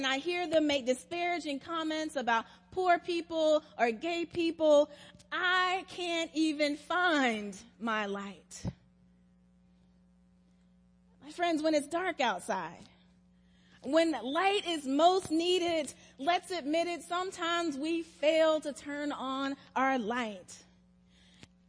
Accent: South Carolina, United States; now in Atlanta, United States; When I was growing up in South Carolina

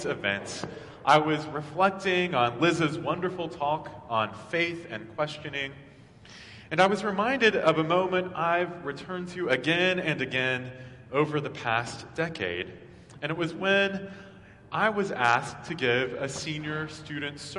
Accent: Maryville, Tennessee, United States; now in Atlanta, United States; my priest growing up in Maryville, Tennessee

